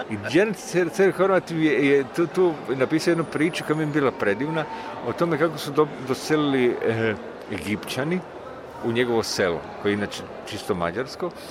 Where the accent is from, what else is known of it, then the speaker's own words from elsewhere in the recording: Split-Dalmatia County, Croatia; moved away; taj moj zavičaj iz kojeg ja dolazim, ovaj, kad je to, ono prešao iz, iz, iz turskih u, u, u, u mletačke ruke, da tu se napravila neka granica prema Hercegovini